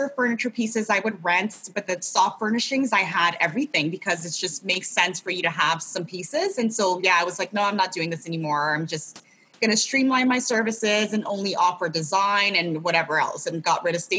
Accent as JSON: {"language": "English", "country": "Ghana", "said": "He, you know, I'm originally from Ghana, so my parents are both from Ghana as well."}